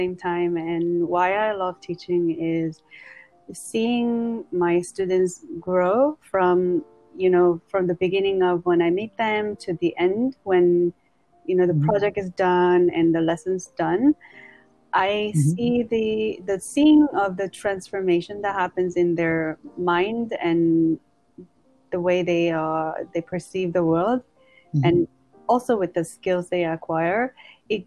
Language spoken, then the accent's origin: English; Seoul, South Korea; now in United States; I am from South Korea, Seoul.